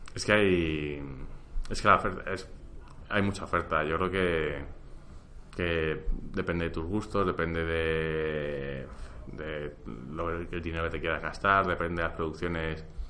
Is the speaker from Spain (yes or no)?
yes; Spain; en España creo que estamos acostumbrados